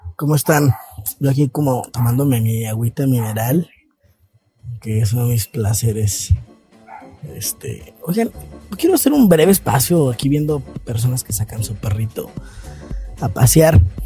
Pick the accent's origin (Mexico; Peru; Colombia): Mexico; como mexicanos